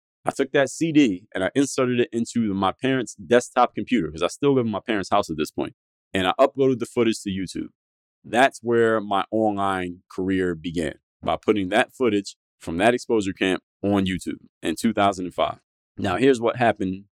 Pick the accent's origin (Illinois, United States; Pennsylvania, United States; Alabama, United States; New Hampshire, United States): Pennsylvania, United States; Philadelphia; I'm from Philly.